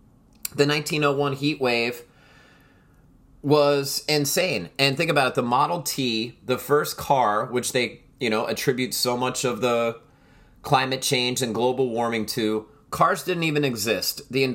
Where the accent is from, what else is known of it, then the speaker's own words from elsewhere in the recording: outside of Philadelphia, Pennsylvania, United States; I grew up outside of Philadelphia.